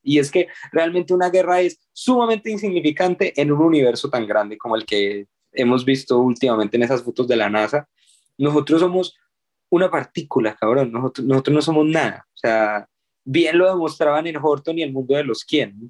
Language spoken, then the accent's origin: Spanish; Colombia; acá en Colombia porque al final pues somos una agrupación colombiana